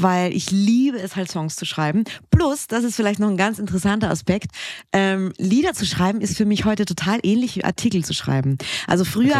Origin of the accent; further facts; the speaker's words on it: Austria; moved away; ich bin ja Österreicherin, gebürtig